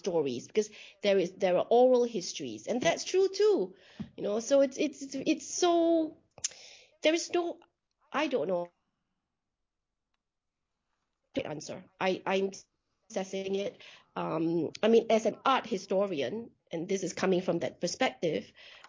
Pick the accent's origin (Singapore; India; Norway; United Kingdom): Singapore; moved away; I was born in Singapore and I lived in Singapore for a good part of my life.